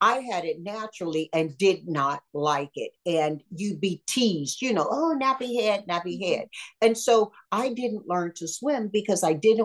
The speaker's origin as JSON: {"language": "English", "region": "Deep South", "country": "United States", "tie": "born or raised there", "said": "I grew up in the Deep South"}